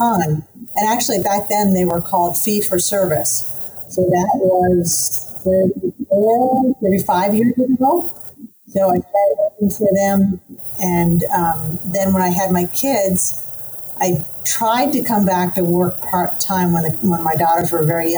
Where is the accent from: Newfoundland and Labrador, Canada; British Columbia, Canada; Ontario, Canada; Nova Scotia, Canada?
Nova Scotia, Canada; moved away as an adult; now in Tampa, United States; I grew up in Nova Scotia, so my family's all still in Nova Scotia